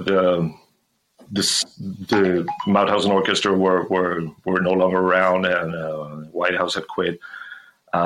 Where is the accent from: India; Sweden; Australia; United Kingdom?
Sweden; Gothenburg, Västra Götaland; growing up in Gothenburg